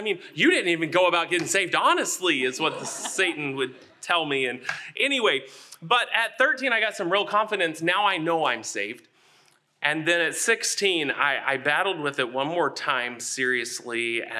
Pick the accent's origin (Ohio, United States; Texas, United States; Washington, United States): Texas, United States; Texarkana; born there; I was born in Texarkana, Texas, on the Texas side. I've always been very braggadocious about that.